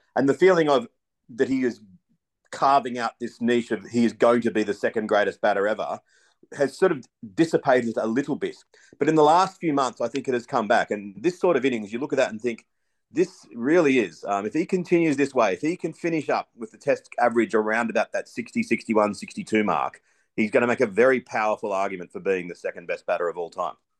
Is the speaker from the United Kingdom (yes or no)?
no; Australia; as an Australian